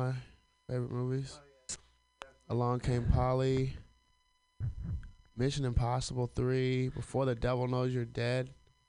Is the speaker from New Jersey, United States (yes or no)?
no; Alabama, United States; I'm from Alabama.